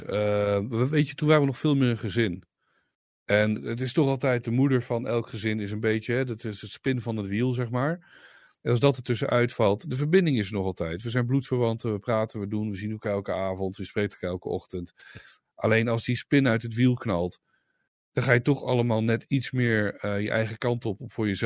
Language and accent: Dutch; Zwolle, Overijssel, Netherlands; Stuur daar maar door naar Zwolle, de hoofdstad van Overijssel, waar ik vandaan kom.